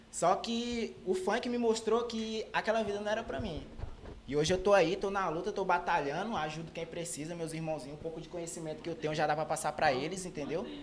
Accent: Imperatriz, Maranhão, Brazil; Imperatriz, do bairro Santa Rita lá.

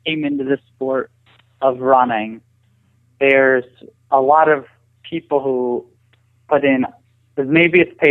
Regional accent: Allentown, Pennsylvania, United States; I grew up in Allentown. I was actually 25 minutes or 30 minutes outside of town

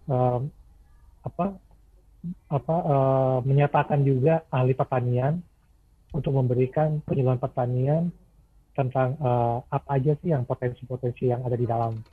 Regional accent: Maluku, Indonesia; Saya orang Maluku emang.

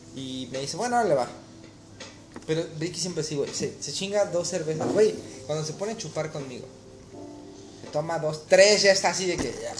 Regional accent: Mexico; moved away; ser mexicano

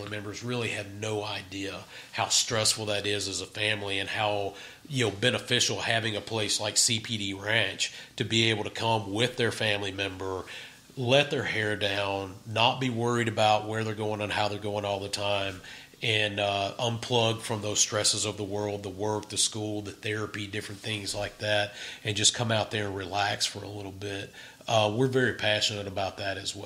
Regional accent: Vicksburg, Mississippi, United States; I grew up in Vicksburg, right. Mississippi

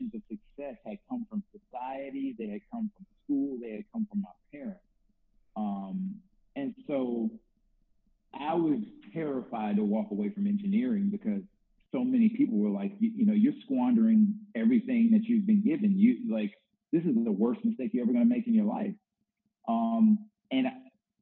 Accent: the South, United States; also born or lived in Northwest US; now in Little Rock, United States; I'm an African-American male and I grew up in the South

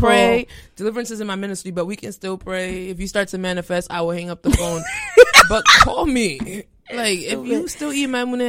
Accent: Florida, United States; also born or lived in Haiti; been in 3 different Haitian churches. I've lived in 2 communities. I grew up in Florida.

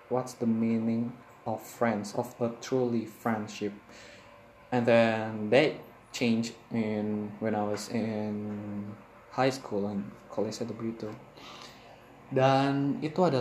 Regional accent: East Jakarta, Jakarta, Indonesia; awalnya itu gue tinggal di Jakarta Timur gue lahir gue tinggal di Jakarta Timur sampai gue selesai SD

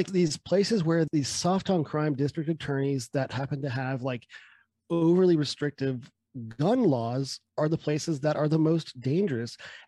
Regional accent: United States; I was born in this country.

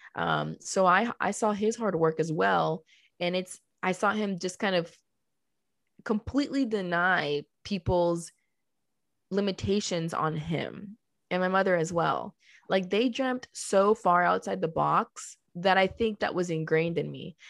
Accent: Colombia; moved away; also born or lived in Miami, Florida, United States; I was born in Miami and then I came back to Colombia with her because that's where she had family

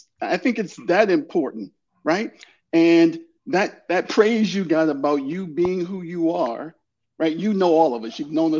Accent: Washington, District of Columbia, United States; So first and foremost, I was born and raised in Washington, D.C., and I'm an Army brat that comes from a long line of those serving in the United States Army.

